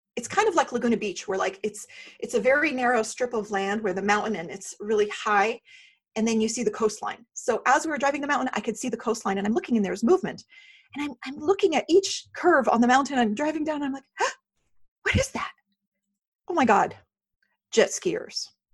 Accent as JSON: {"language": "English", "country": "Syria", "moved": "yes", "lives_now": "United States", "said": "I am from the Middle East, so I am from Syria, I'm a Syrian refugee. You wouldn't know it because I'm so Americanized"}